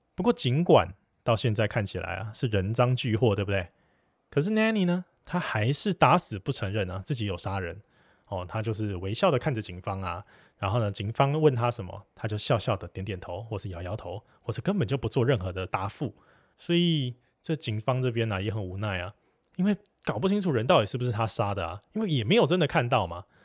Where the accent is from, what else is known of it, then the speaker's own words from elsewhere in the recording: Taiwan; 我们台湾这边